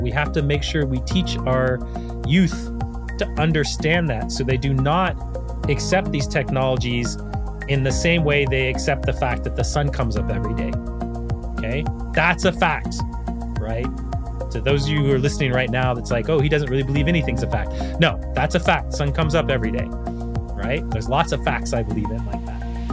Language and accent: English; United States; as an American